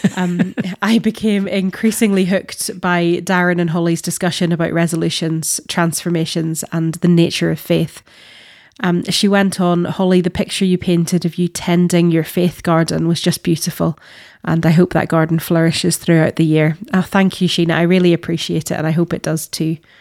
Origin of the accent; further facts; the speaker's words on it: Northern Ireland, United Kingdom; as a Northern Irish person